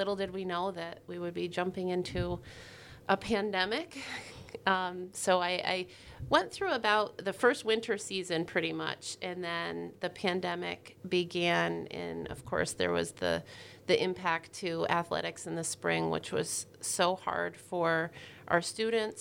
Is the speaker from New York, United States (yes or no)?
yes; Newcomb, New York, United States; I started out in Newcomb, New York. So I grew up in the Adirondacks